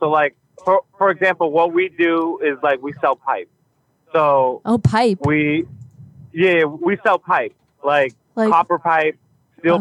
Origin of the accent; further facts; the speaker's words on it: New Jersey, United States; So I work in New Jersey. I'm from New Jersey.